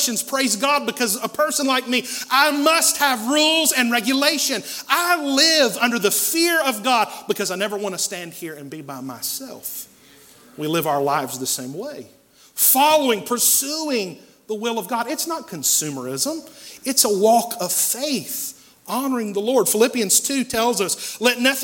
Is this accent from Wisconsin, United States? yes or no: no; Asheville, North Carolina, United States; When I was a kid, I grew up here in West Asheville on Clinton Avenue